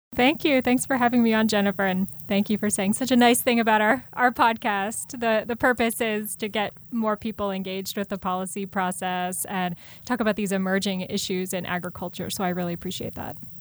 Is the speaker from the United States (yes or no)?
yes; Columbus, Ohio, United States; moved away; also born or lived in Hudson Valley, New York; I grew up in Ohio, in Columbus, O, uh, Ohio, uh, in a, in a suburb.